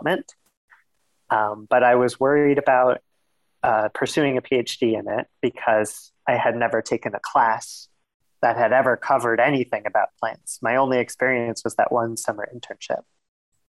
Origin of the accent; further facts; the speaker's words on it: New York City, New York, United States; I grew up in Queens, New York